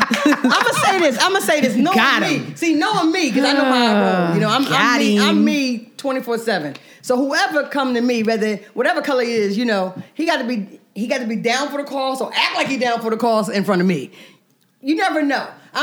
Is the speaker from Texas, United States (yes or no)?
no; Philadelphia, Pennsylvania, United States; moved away; I'm from Philly